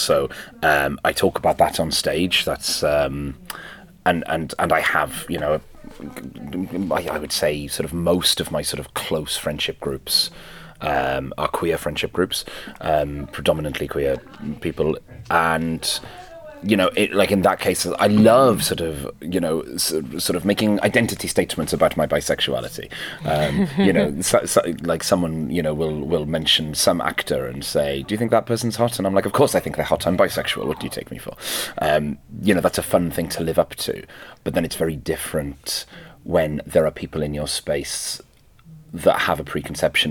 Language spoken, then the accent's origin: English; Wales, United Kingdom; first language Welsh; English is a second language; being a Welsh speaker and a second language English speaker